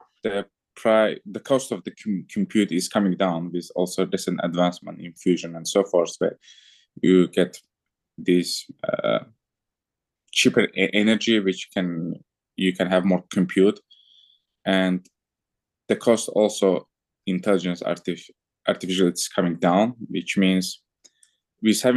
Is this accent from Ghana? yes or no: no; Azerbaijan; moved away as an adult; also born or lived in France / Germany; I'm originally from Azerbaijan